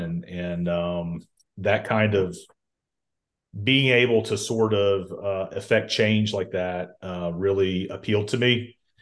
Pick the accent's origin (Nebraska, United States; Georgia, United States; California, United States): Georgia, United States; Columbus; also born or lived in Auburn, Alabama; I'm from Columbus, Georgia originally